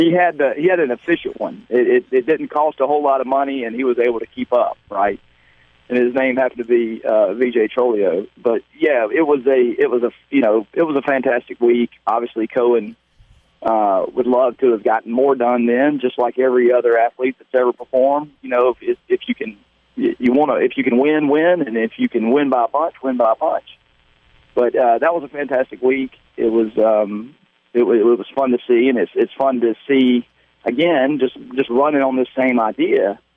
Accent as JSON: {"language": "English", "town": "Brandon", "region": "Mississippi", "country": "United States", "tie": "born or raised there", "said": "Randy Watkins was my club pro when I was a kid and growing up in Brandon, Jackson area."}